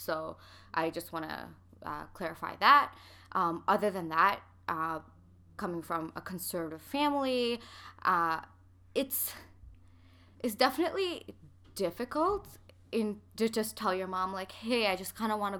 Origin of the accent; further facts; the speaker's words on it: Canada; people will just be like, where are you from? I'll be like, oh, Canada. And then I'm like, where? I'm like, okay, Pakistan.